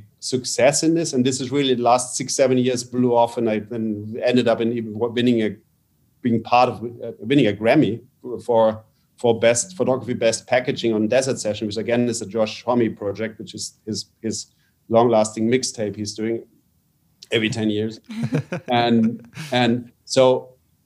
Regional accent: Canada; I was born in Canada

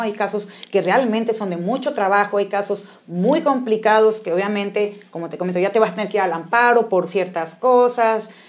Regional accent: Mexico; somos mexicanos

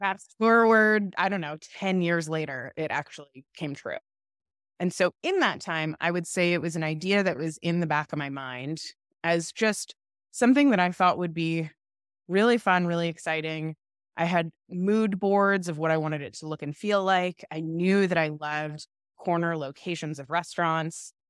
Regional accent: Orlando, Florida, United States; moved away as an adult; also born or lived in Stanford; I grew up in Florida, in Orlando, in a great family

